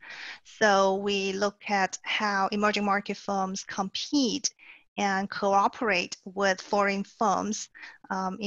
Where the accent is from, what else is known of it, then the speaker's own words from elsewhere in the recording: China; moved away as an adult; also born or lived in Singapore; I was born and raised in China